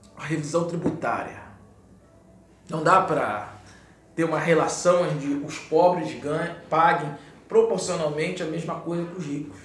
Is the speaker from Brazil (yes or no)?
yes; Brazil; eu moro no Brasil, né? Eu sou brasileiro